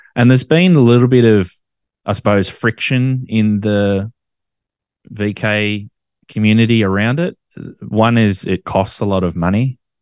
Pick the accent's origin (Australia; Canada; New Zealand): Australia; as an Australian, we make nicknames for absolutely everything